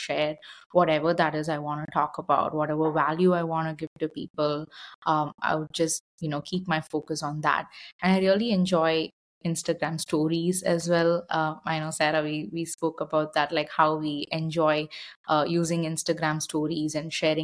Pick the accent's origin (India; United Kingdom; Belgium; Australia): India; moved away as an adult; now in Austin, United States; growing up in India, I was exposed to a lot of yoga, meditation